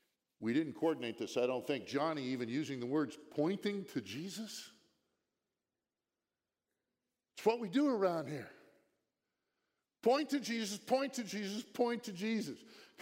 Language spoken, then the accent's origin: English; Virginia, United States; Down there yesterday with our grandkids, we're here from Virginia.